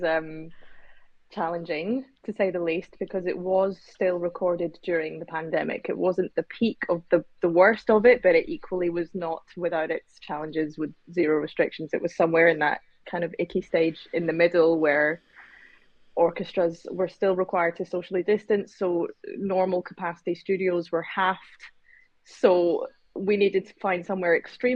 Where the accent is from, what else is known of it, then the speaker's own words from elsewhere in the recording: Scotland, United Kingdom; we ourselves were actually born and raised in Scotland